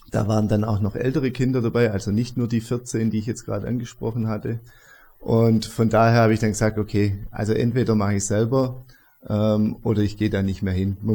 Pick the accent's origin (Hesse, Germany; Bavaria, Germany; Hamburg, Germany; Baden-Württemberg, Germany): Baden-Württemberg, Germany; Stuttgart; now in Augsburg, Germany; ich bin in Stuttgart groß geworden. Ähm, auch im Süden ist es, ähm, wohne mittlerweile in Augsburg